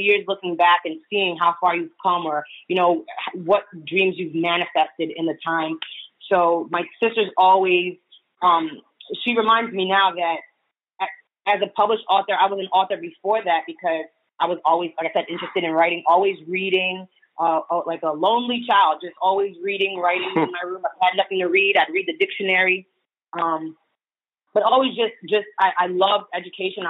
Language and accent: English; New York, United States; I'm a New Yorker